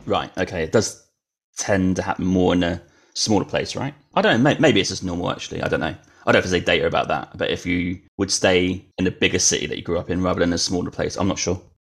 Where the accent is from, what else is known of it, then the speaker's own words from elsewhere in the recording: United Kingdom; moved away; I did grow up there